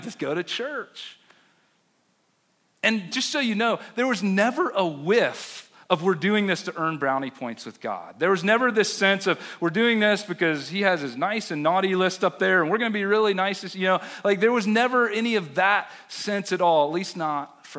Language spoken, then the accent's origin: English; Chapel Hill, North Carolina, United States; now in Denver, United States; I grew up in Chapel Hill